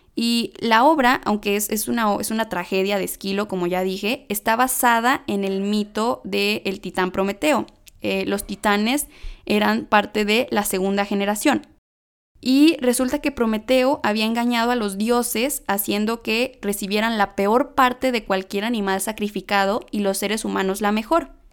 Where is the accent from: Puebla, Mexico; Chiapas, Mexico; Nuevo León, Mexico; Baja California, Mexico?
Nuevo León, Mexico; Monterrey; accent: regio; hasta se me sale el acento regio